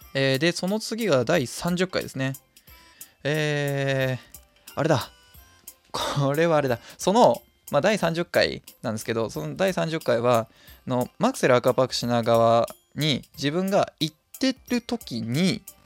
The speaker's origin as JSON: {"language": "Japanese", "area": "near Hamura", "region": "Tokyo", "country": "Japan", "tie": "born or raised there", "said": "羽村動物園なんていう風に呼ばれるんですけど自分の地元の方にある動物園でございまして"}